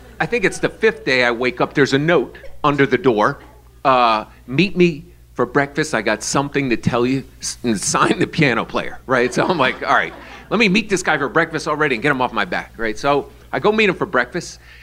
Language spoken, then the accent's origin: English; New York, United States; I'm from New York